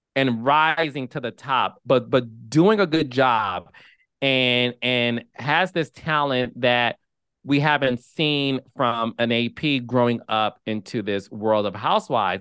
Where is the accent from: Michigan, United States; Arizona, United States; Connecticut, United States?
Michigan, United States; Detroit; moved away as an adult; born and raised in Detroit, Michigan, left Detroit